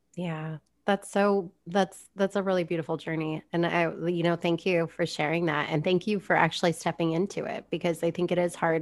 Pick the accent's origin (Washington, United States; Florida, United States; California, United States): Florida, United States; South; I grew up in South Florida